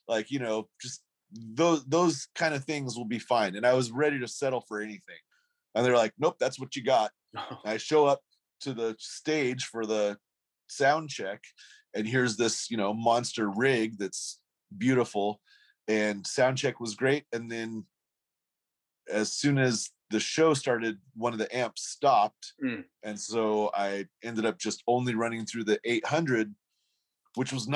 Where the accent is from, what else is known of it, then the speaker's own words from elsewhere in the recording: Boise, Idaho, United States; we told him Boise